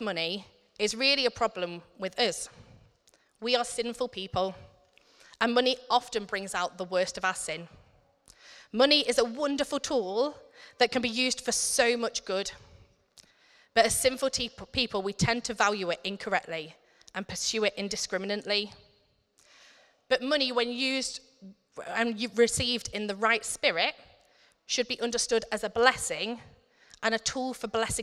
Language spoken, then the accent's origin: English; United Kingdom; us as British people